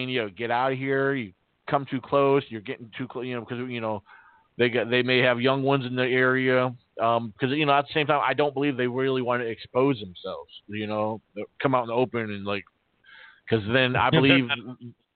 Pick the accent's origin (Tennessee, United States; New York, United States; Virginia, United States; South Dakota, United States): Virginia, United States; also born or lived in Massachusetts; I'm from Massachusetts, but I grew up here in Virginia